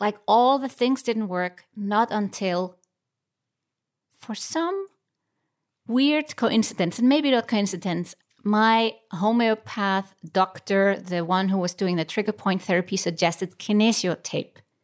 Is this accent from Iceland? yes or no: yes; Iceland; moved away as an adult; now in Switzerland; I found myself in Switzerland, not in my home country, Iceland